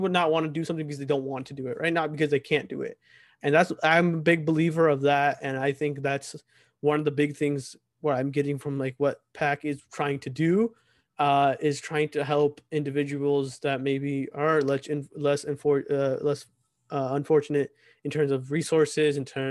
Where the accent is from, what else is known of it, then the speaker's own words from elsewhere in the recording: United States; here in America, for us growing up in America